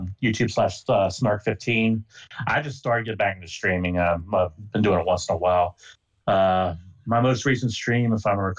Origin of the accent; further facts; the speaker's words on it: United States; I'm American, and I call it ZX.